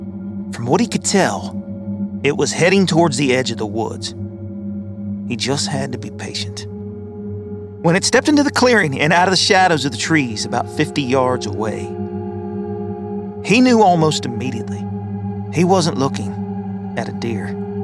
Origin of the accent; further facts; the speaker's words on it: Kentucky, United States; Growing up in Kentucky, I've always heard tales of, you know, Bigfoot or the Pope Lick Goat Man.